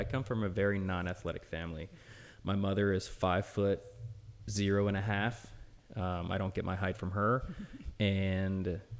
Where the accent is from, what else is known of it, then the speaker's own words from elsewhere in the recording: Lafayette, Louisiana, United States; moved away as an adult; also born or lived in Missouri / Georgia; now in Brownsville, United States; I'm from Lafayette, Louisiana, a little town about an hour and a half west of New Orleans. I'm the youngest of seven. We were a lower middle class family growing up.